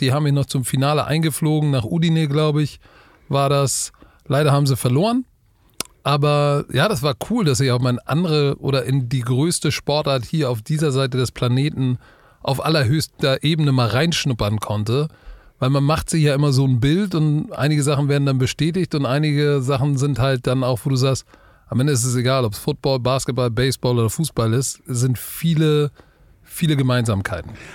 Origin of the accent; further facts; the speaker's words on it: Hamburg, Germany; als Hamburger